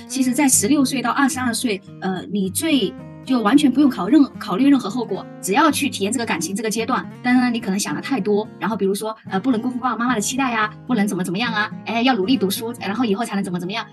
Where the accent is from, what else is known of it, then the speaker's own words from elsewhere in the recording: Hubei, China; now in Guangzhou, China; 我是九四年的，然后来自湖北